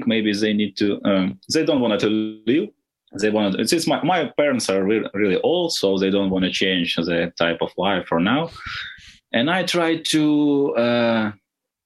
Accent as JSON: {"language": "English", "town": "Nikopol", "region": "Dnipropetrovsk Oblast", "country": "Ukraine", "second_language": "English"}